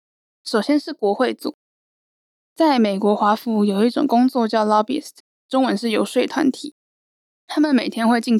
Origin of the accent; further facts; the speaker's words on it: Taiwan; 我们来自台湾，代表台湾政府